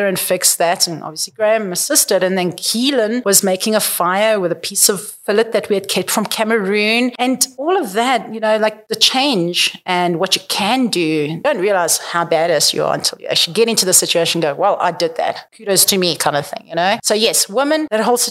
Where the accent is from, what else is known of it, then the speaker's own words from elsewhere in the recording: South Africa; moved away; We're South African